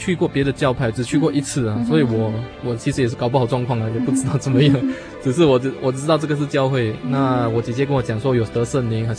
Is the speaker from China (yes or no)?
no; Malaysia; now in Singapore; 他就从马来西亚要来新加坡找工作做，嗯哼，那他就带了一个朋友，所以他们两个人就从我的家乡那边过来新加坡这边找工作做